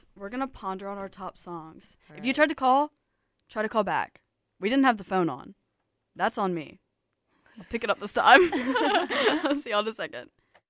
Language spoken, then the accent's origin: English; Tuscaloosa, Alabama, United States; No, I'm from Tuscaloosa